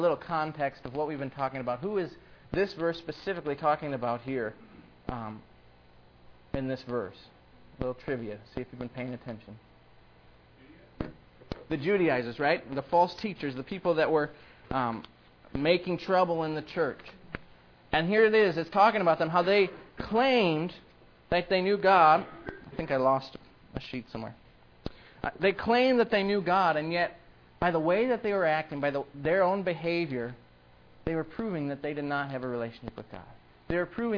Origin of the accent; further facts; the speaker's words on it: Iowa, United States; I grew up in Iowa.